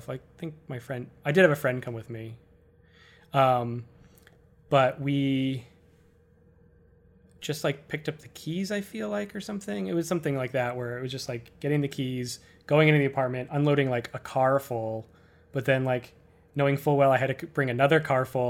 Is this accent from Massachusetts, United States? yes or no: yes; Worcester, Massachusetts, United States; moved away as an adult; also born or lived in Boston, United States / Cambridge, United States; now in New York, United States; Leaving Worcester, I ended up not saying bye. Like, I still talk to all the people I know from high school